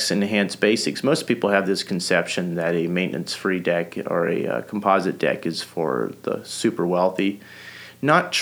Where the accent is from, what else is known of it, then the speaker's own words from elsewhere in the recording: North Missouri, United States; also born or lived in Holmes County, Ohio; I grew up Amish here in North Missouri. I was born and raised in Holmes County, Ohio, when I was around 6 years old. My family, as in with a lot of families are doing, moved out to the Midwest